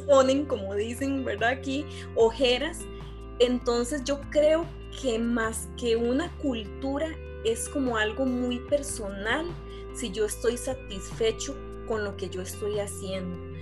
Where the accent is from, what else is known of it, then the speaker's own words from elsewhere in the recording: Costa Rica; lo que somos nosotros los ticos